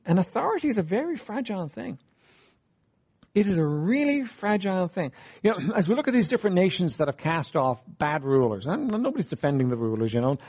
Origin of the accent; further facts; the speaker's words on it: Ireland; I'm an Irish man.